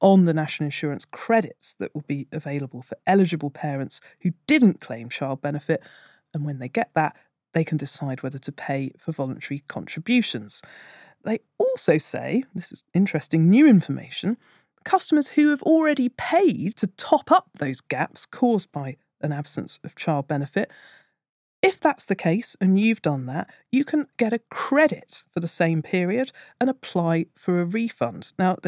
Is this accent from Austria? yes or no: yes; Austria; moved away as an adult; also born or lived in London, United Kingdom; now in Asia; I'm originally from Austria, but I have around 15 years worth of national insurance contributions from my time working in London